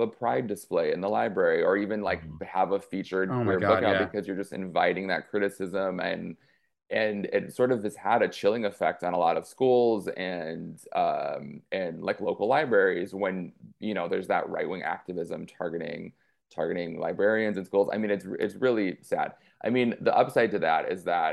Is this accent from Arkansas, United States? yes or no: no; Clio, Michigan, United States; I'm from Clio, which I'll do the annoying thing and raise my hand and point to where I'm from. Outside of Flint.